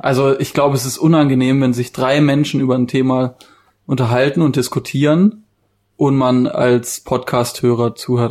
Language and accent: German; Baden-Württemberg, Germany; bei uns in Baden-Württemberg